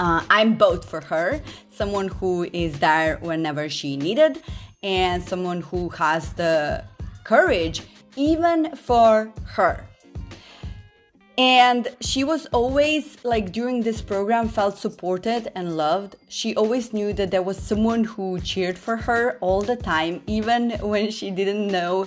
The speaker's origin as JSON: {"language": "English", "country": "Slovenia", "tie": "born or raised there", "said": "Slovenia. My home country"}